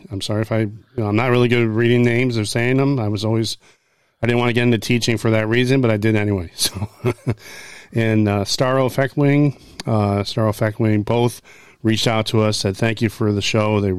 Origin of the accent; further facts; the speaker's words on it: New York, United States; Probably because we're from New York, right? Originally